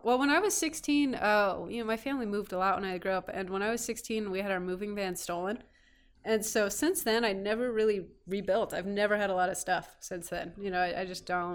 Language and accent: English; Petaluma, California, United States; also born or lived in Orange County, California; now in Kingman, United States; born in, uh, Orange County, Southern California, moved up north when, I think, w, I was three